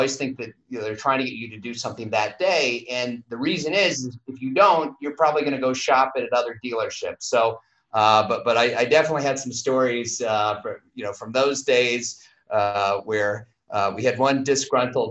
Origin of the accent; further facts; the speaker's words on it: Madison, Wisconsin, United States; I grew up in Madison, Wisconsin, in the Midwest